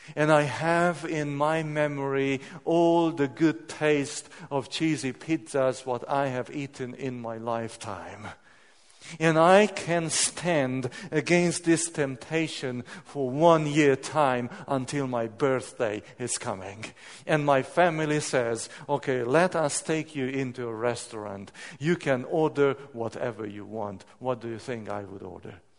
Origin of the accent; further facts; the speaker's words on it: Hungary; I'm coming from Hungary